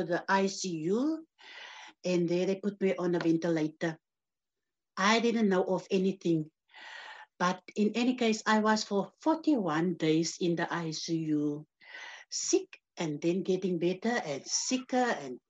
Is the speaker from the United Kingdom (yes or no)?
no; George, Western Cape, South Africa; born and bred in George, grew up in George